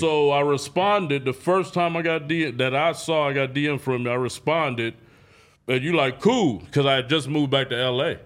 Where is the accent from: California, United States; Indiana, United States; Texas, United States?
California, United States; Oakland; I grew up on ninety-eighth and East Street, drug street.